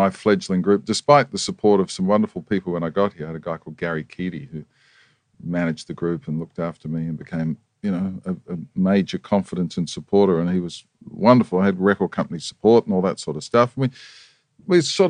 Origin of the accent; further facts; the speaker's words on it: New Zealand; moved away as an adult; now in Australia; I was born in New Zealand, proud to be a New Zealander, love my New Zealand heritage, still have family there